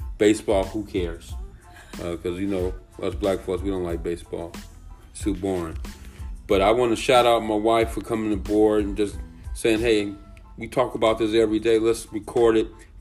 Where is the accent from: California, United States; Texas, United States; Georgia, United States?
California, United States; I'm from Cali